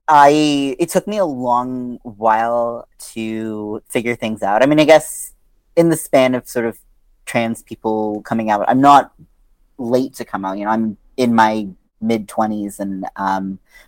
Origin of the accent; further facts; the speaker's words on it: outside of Baltimore, Maryland, United States; I grew up outside of Baltimore, Maryland